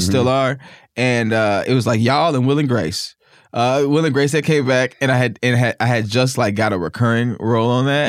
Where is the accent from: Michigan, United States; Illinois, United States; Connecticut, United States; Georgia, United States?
Illinois, United States; Naperville; born or raised there; moved away; also born or lived in Mississippi